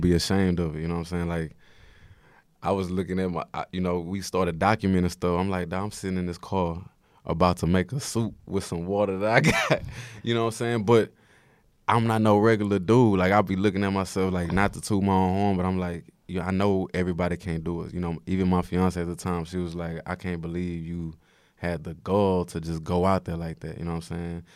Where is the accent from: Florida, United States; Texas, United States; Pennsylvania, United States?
Texas, United States; Houston; moved away as an adult; now in New York, United States; I'm from Third Ward. It's a lot of people from Sunnyside that I'm close with and just Houston in, in general